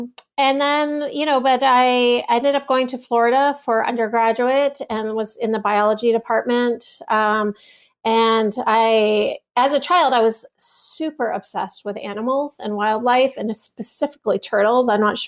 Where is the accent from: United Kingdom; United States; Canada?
Canada; Toronto, Ontario; Well, I grew up in Toronto, Canada